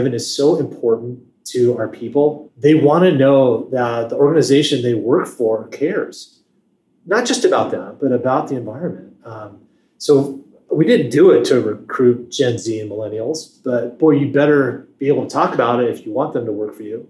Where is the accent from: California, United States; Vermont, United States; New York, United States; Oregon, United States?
Oregon, United States; Portland; moved away as an adult; now in Washington, D.C. area, United States; I grew up in Portland, Oregon